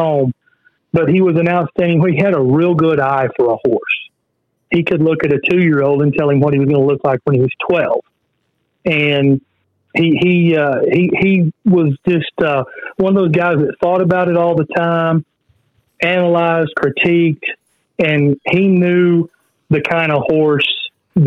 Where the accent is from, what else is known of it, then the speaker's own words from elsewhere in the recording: Sallisaw, Oklahoma, United States; I grew up in Salisaw, Oklahoma